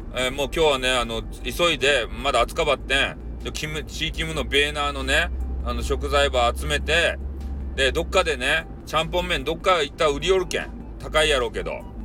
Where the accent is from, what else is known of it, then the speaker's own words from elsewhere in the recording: Kyushu, Japan; 俺たち九州人はね